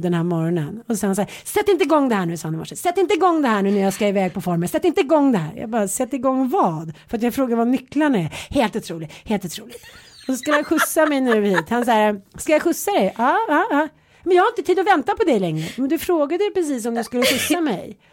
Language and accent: Swedish; Stockholm, Stockholm County, Sweden; also born or lived in Jönköping; jag flyttade från Stockholm till Jönköping, var nio år. De tyckte att man var superball för att man kom från Stockholm. Sen flyttade man hem från Jönköping till Stockholm